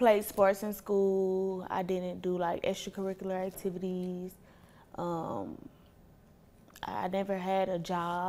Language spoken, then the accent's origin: English; Ohio, United States; born there; also born or lived in Atlanta, United States; So my parents, they from Ohio. They had me, I was born in Ohio. They had me, my mom was 15, so teen parents, high school, whatever. They graduated high school, moved to Atlanta.